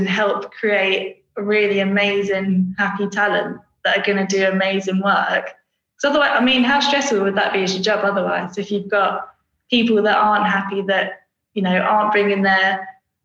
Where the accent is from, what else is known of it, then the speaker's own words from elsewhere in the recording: Brentwood, East of England, United Kingdom; also born or lived in Preston; so I'm basically from Brentwood in Essex